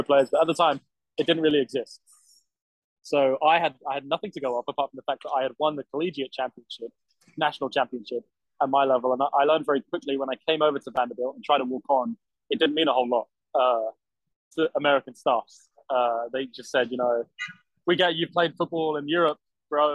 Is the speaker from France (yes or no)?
no; United Kingdom; moved away as an adult; also born or lived in Durham; now in United States; I grew up in the United Kingdom my whole life, effectively.